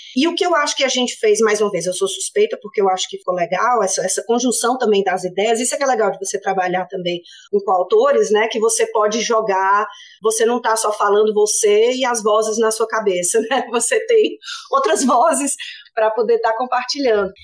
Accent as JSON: {"language": "Portuguese", "town": "Fortaleza", "region": "Ceará", "country": "Brazil", "tie": "born or raised there", "moved": "as an adult", "lives_now": "Sydney, Australia", "said": "eu sou de Fortaleza. É, nascida, criada, família toda lá em, Fortaleza"}